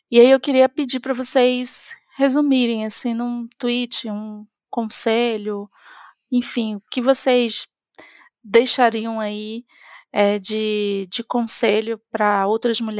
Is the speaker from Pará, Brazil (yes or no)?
yes; Belém, Pará, Brazil; now in Florianópolis, Brazil; eu vim de Belém do Pará para Florianópolis e e lá, gente, o contexto de tecnologia é completamente diferente de tudo que, enfim, a gente vê aqui nesse eixo sul-sudeste.